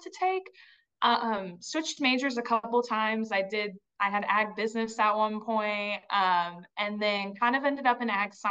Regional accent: Ione, Oregon, United States; moved away as an adult; also born or lived in Texas; now in Washington, D.C., United States; I grew up, yes, in a very, very small town in eastern Oregon. It's called Ione

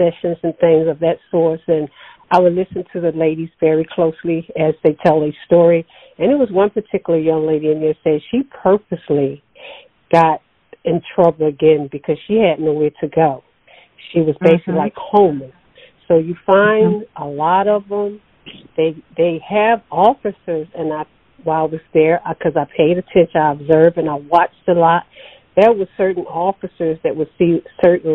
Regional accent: Sparta, Georgia, United States; I'm from Hancock County, Sparks, Georgia

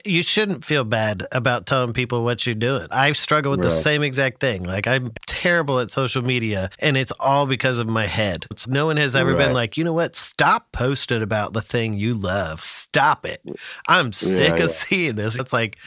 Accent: Albuquerque, New Mexico, United States; I was born in Albuquerque, and that was like my main view of New Mexico.

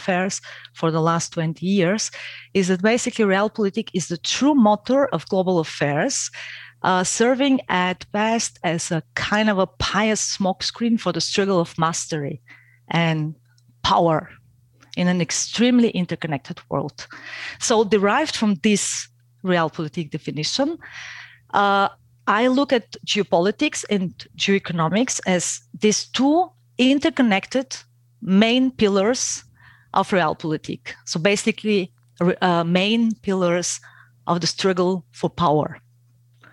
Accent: Bulgaria; moved away as an adult; now in Austria; I am originally from Bulgaria

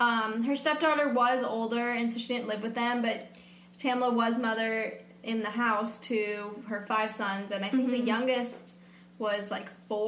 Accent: Georgia, United States; I'm so embarrassed to be from here.

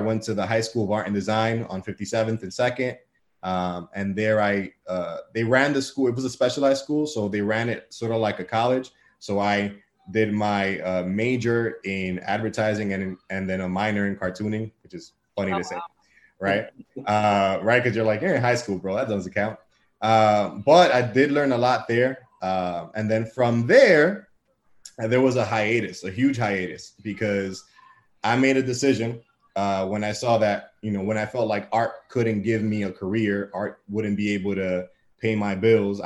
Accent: New York City, New York, United States; also born or lived in Bronx; I was born and raised in Washington Heights on the block of 170th between St. Nicholas and Audubon.

